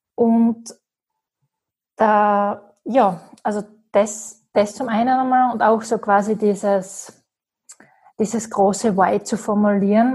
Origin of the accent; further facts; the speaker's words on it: Graz, Styria, Austria; ich komme aus Graz